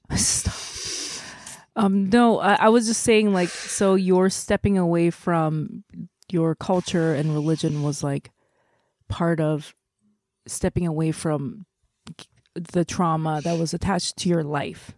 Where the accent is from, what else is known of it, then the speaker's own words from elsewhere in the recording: South Korea; moved away; I grew up in Korea